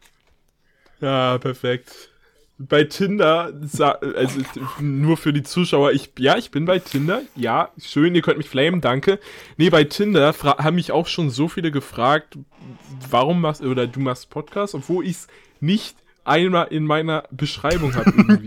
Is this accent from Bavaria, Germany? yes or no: no; Mecklenburg-Vorpommern, Germany; moved away; also born or lived in near Hanover; bei uns in Mecklenburg-Vorpommern ist oder bei denen in Mecklenburg-Vorpommern, ich wohne ja